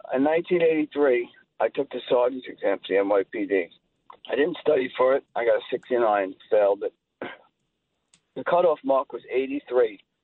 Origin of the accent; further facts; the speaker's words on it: Long Island, New York, United States; growing up on Long Island, which is one of the most segregated suburbs in this country